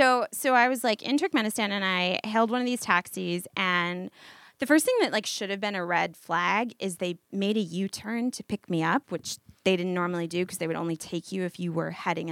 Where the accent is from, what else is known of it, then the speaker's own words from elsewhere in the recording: United States; I didn't feel, like, singled out for being American.